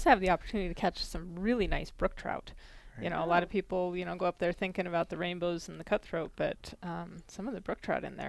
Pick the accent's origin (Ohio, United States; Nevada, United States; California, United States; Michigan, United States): Nevada, United States; Carson City; I grew up in Carson City